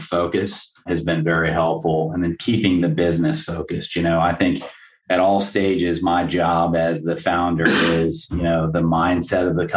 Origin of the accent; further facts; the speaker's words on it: Florida, United States; I was born and raised here in Florida